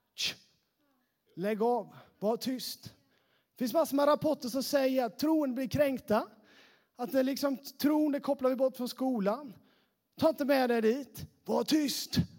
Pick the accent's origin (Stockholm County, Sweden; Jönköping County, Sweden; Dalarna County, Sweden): Jönköping County, Sweden; Sävsjö; accent: Småland; moved away as an adult; now in Västerås, Sweden; Jag är från Sävsjötrakten